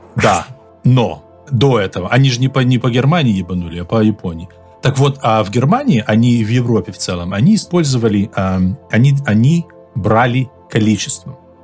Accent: Belarus

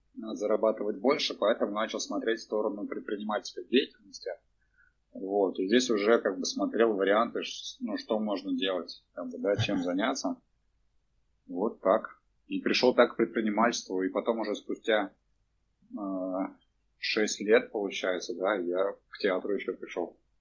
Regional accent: Cheboksary, Chuvashia, Russia; я родился в Чебоксарах, вырос в этом в Новоюжном районе

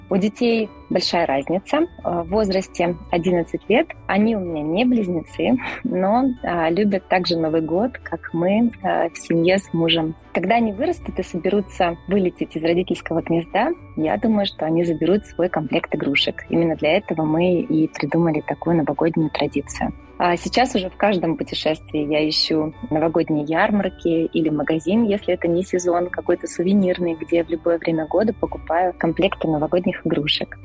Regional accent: Moscow, Russia; я из Москвы

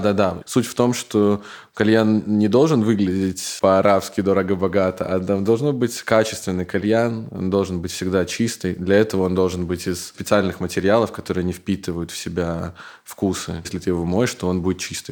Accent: Belarus; moved away as an adult; also born or lived in Minsk; now in Katowice, Poland; я из Беларуси

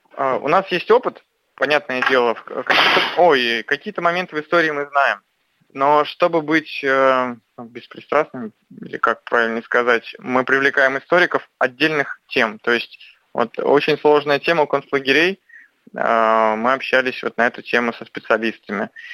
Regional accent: near Saint Petersburg, Leningrad Oblast, Russia; я родился под Петербургом

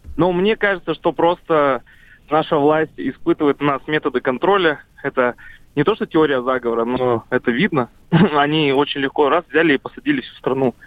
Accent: Saratov, Saratov Oblast, Russia; я сам из Саратова

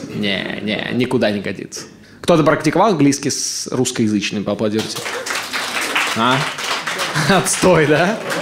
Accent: Ust-Kamenogorsk, East Kazakhstan Region, Kazakhstan; moved away as an adult; now in Moscow, Russia; Усть-Каменогорска, моего родного города

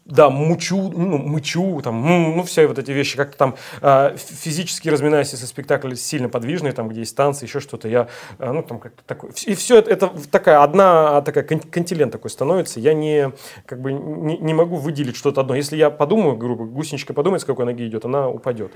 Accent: Urals, Russia; moved away; also born or lived in Siberia; я с Сибири, но выросли, вырос я тоже на Урале

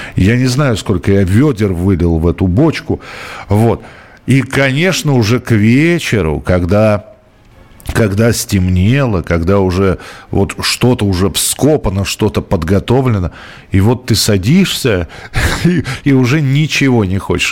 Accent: Moscow, Russia; я, например, вырос в Тимирязевском районе

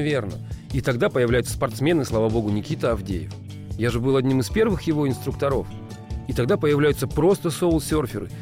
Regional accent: Russia; у нас в стране

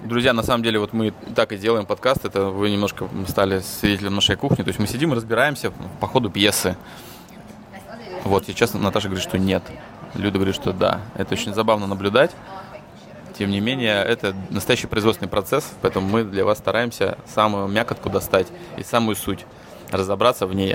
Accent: Russia; moved away as an adult; now in Hungary; мы там из России

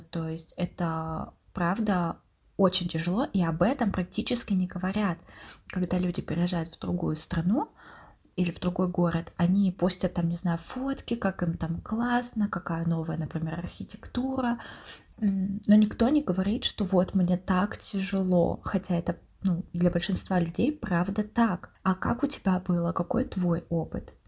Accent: Yekaterinburg, Sverdlovsk Oblast, Russia; moved away as an adult; now in Saint Petersburg, Russia; обе мы родились в Екатеринбурге

